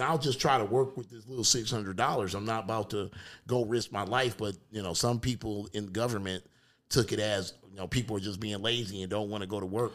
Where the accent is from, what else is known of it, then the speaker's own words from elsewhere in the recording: Detroit, Michigan, United States; I'm from Detroit